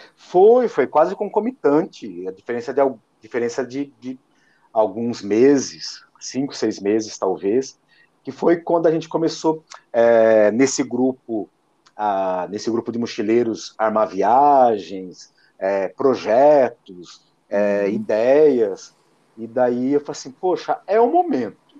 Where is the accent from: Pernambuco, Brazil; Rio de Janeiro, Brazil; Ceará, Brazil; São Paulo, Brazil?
São Paulo, Brazil; Lençóis Paulista; moved away as an adult; now in Araçatuba, Brazil; a minha cidade natal, que é Lençóis Paulistas, estou apenas a duzentos e cinquenta quilômetros